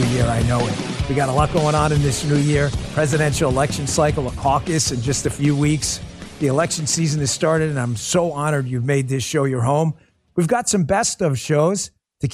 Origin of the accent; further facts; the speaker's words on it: New York, United States; accent: New York; my New York accent